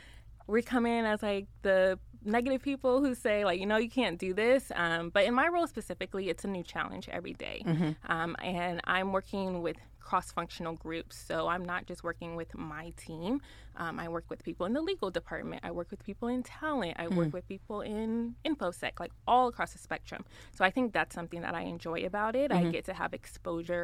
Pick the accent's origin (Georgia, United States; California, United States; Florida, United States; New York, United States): Florida, United States; South; moved away as an adult; now in Dallas, United States; I'm from Florida. I'm from South Florida